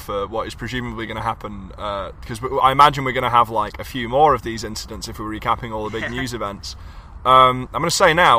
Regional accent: United Kingdom; Is this what we as a nation, as a British people have become?

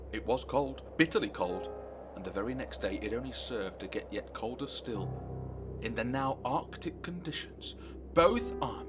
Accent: Burton-on-Trent, West Midlands, United Kingdom; my hometown? Home of the mighty brewers?

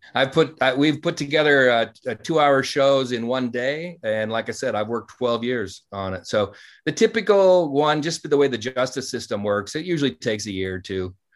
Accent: Montana, United States; the small town I grew up in in Montana

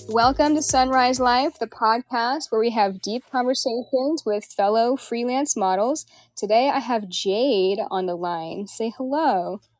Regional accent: Kenmore, Washington, United States; also born or lived in Renton, Washington; I grew up in Kenmore, and I have lived in Renton a lot lately

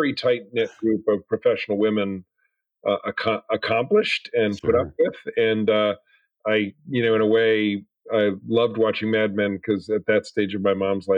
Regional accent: New York City, New York, United States; moved away as an adult; also born or lived in San Francisco; now in Boston, United States; I grew up in New York City. I'm a definite urban kid

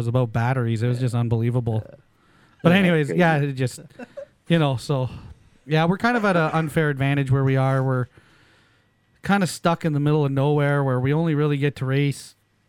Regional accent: Canada; we're Canadian

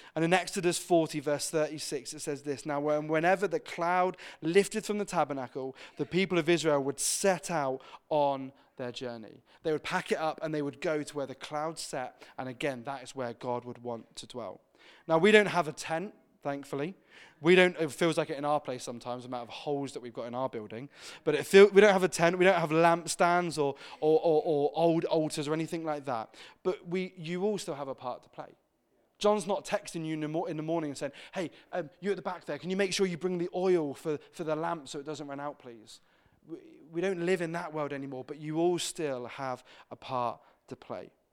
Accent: Exeter, South West England, United Kingdom; I grew up in Exeter and Devon.

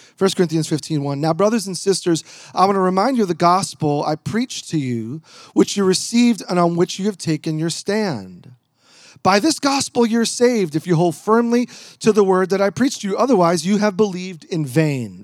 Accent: New York, United States; now in Portland, United States; I'm originally a New Yorker

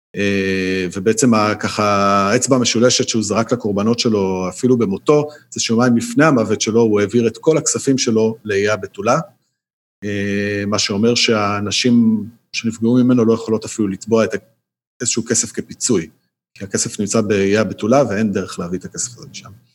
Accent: Israel; אנחנו כישראלים

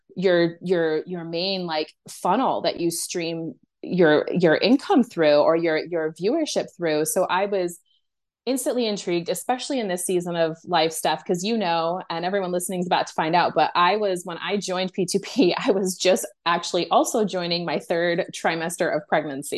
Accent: United States; I'm American

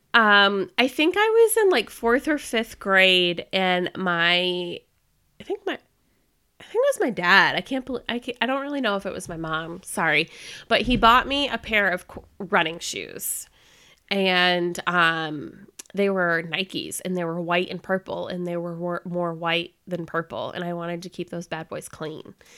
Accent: Florida, United States; moved away as an adult; also born or lived in North Carolina; I was born and raised in Florida, and I decided to escape the Florida heat and come up to North Carolina for college.

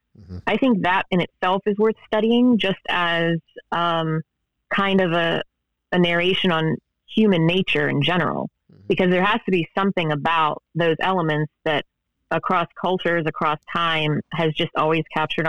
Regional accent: Ohio, United States; you know, even where I grew up in Ohio, there are people that say warsh and poosh, mm-hmm. and that's how I was raised.

